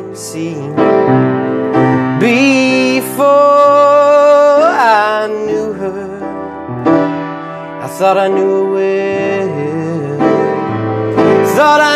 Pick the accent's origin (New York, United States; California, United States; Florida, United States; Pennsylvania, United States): Pennsylvania, United States; Red Lion; moved away; also born or lived in Philadelphia; I'm from Red Lion